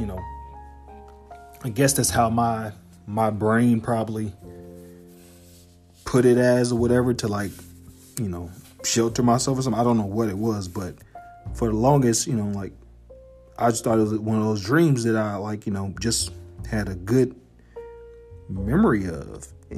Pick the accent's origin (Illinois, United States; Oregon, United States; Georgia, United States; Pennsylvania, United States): Illinois, United States; Harvey; because I'm originally from Harvey, Illinois. And Harvey is a suburb on the south side of Chicago.